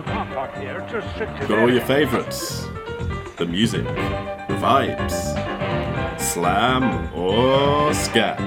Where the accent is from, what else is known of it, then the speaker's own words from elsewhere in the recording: United Kingdom; As a stupid Brit